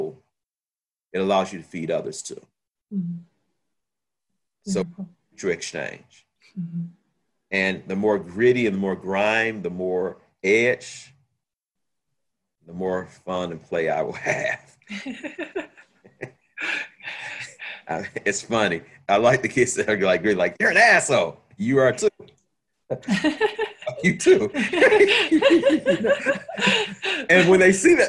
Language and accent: English; Chicago, Illinois, United States; also born or lived in France; I'm from Chicago